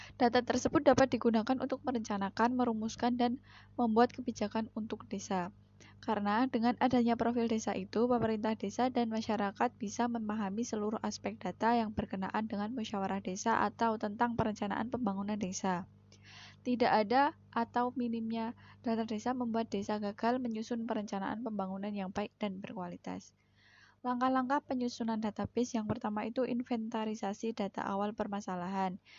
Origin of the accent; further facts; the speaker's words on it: Sidoluhur, Indonesia; desa saya sendiri yaitu Sidoluhur